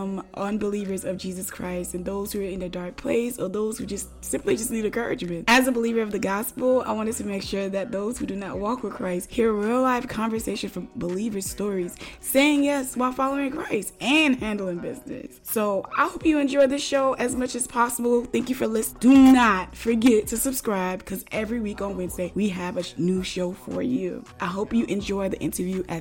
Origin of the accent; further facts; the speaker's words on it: Florida, United States; I'm a Floridian